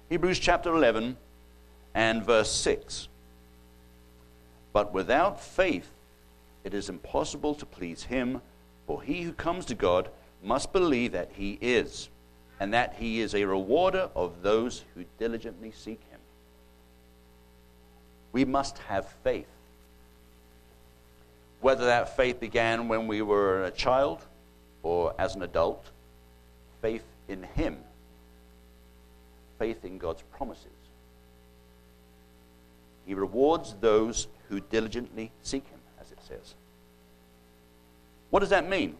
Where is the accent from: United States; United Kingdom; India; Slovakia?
United Kingdom; accent: British; That's my British coming out